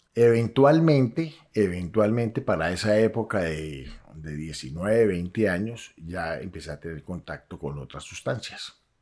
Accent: Cali, Valle del Cauca, Colombia; yo soy caleño

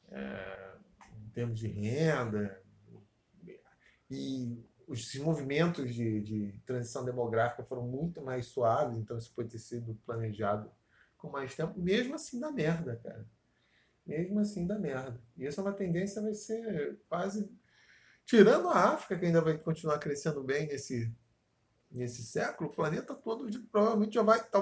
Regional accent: Austria; Portuguese is a second language; now in Brazil; Mas ainda bem que eu vou voltar pra Áustria e não vou ter nada a ver com esse país aqui, porque é meu país natal, né?

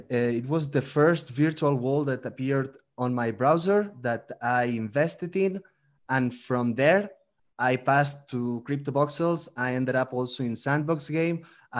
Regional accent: Barcelona, Catalonia, Spain; English is a second language; moved away as an adult; now in Mexico City, Mexico; I'm originally from Barcelona, from Spain, but I'm living now in Mexico City, in Mexico

